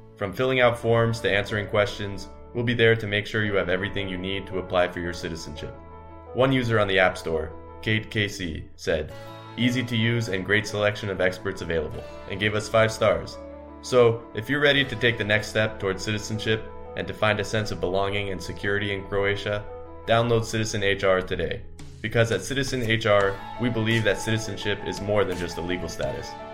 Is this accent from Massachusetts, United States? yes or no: no; Los Angeles, California, United States; I'm from Los Angeles